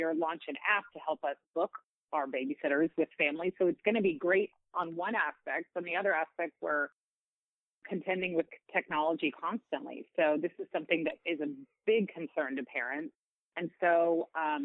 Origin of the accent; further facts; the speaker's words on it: a small town near San Antonio, Texas, United States; also born or lived in Austin, Texas; So I am from the San Antonio area. I grew up in a small town nearby